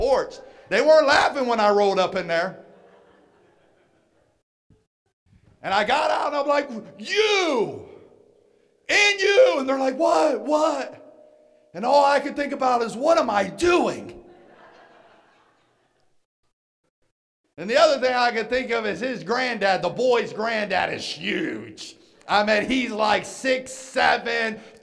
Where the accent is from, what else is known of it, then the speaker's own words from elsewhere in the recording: West Virginia, United States; moved away as an adult; also born or lived in Atlanta, Georgia; I'm born and raised in West Virginia